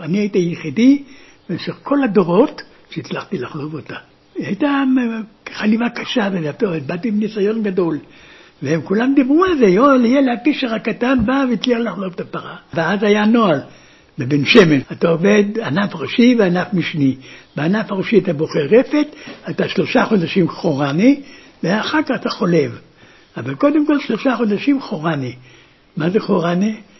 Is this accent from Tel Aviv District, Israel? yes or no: no; Gedera, Central District, Israel; also born or lived in Berlin, Germany / Ben Shemen, Israel; now in Kibbutz Urim, Israel; 1933, התחלת 1933, באנו, אנחנו התיישבנו בגדרה.